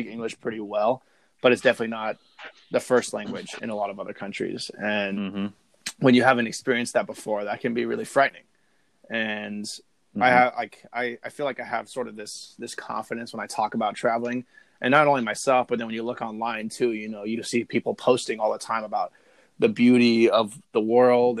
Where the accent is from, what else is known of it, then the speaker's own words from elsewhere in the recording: San Diego, California, United States; growing up in San Diego